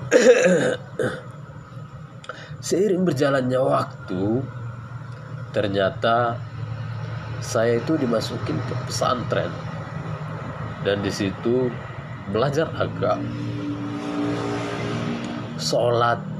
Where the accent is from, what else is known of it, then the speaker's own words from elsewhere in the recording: Gunung Tua, North Sumatra, Indonesia; Saya berasal dari Sumatera Utara Medan ya Tepatnya di bagian Tapanuli Selatan Yaitu di Gunung Tua